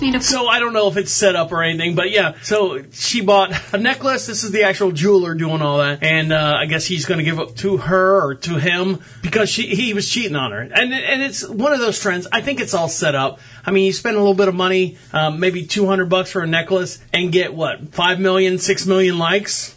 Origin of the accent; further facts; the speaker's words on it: Orlando, Florida, United States; now in Marshville, United States; I was born and raised in Orlando. We moved up here to Charlotte, North Carolina